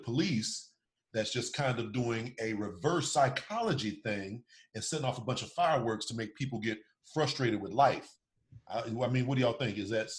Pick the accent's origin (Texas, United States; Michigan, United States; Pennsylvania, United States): Texas, United States; now in Silver Spring, United States; I am in Silver Spring, and I'm originally from Texas